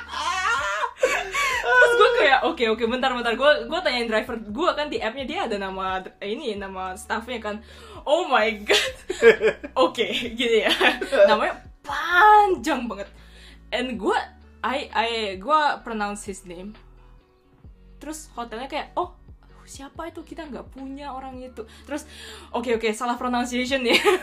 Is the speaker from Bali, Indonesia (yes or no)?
yes; Bali, Indonesia; now in Japan; gue gue dari Bali kan um, Terus gue di Jepang uh, eh, yeah, I mean I've been living here